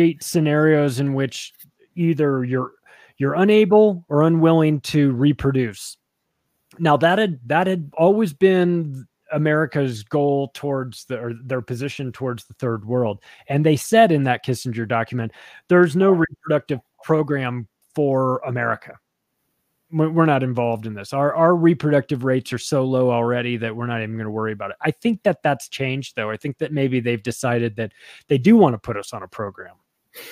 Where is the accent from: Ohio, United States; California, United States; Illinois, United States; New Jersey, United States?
California, United States; Palm Springs; I grew up in Palm Springs, California, which is like one of the gayest places around